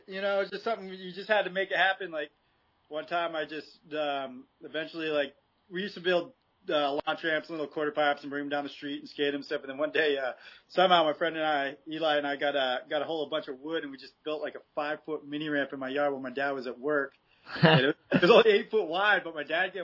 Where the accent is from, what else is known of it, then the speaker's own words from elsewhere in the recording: Machias, Maine, United States; moved away; also born or lived in Long Island, New York / San Francisco; I grew up in Machias, Maine, which is way up the coast in Maine